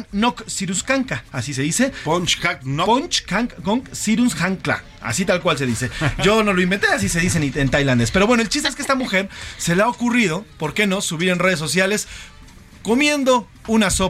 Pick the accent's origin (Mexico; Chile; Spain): Mexico; Siempre tenemos que estar cerca de todo lo que necesitemos como mexicanos.